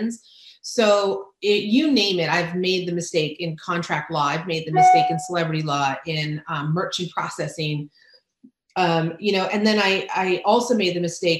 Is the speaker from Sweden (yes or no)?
no; Ensenada, Baja California, Mexico; moved away; I grew up in Ensenada.